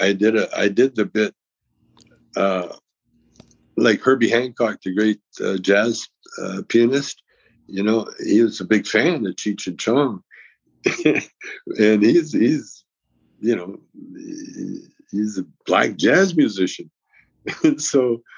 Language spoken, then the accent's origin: English; Calgary, Alberta, Canada; moved away; I grew up in Calgary